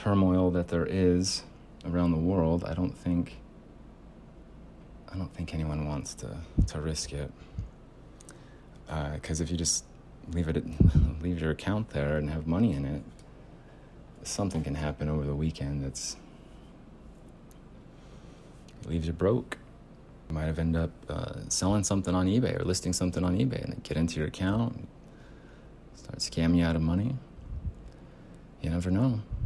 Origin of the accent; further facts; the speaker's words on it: United States; The culture is different here in the United States as an American